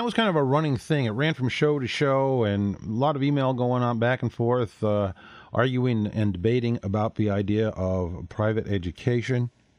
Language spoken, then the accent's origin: English; Canada; now in Melbourne, Australia; Here in Australia, I'm a Canadian who lives in Melbourne, they have an interesting mix, public-private.